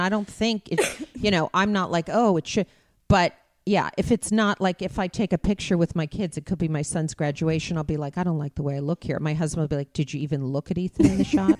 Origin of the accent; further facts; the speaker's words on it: Beverly Hills, California, United States; growing up in Beverly Hills